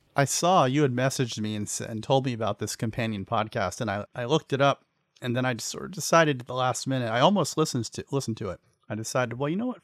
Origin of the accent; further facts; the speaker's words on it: Pennsylvania, United States; I grew up in Pennsylvania